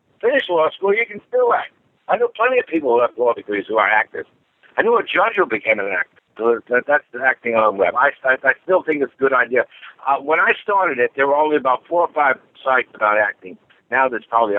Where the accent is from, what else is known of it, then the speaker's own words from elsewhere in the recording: New York City, New York, United States; my neighborhood growing up in Queens